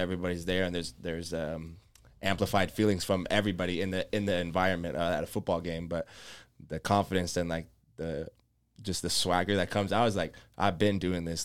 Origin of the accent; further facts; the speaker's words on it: Las Vegas, Nevada, United States; moved away; I grew up in Las Vegas.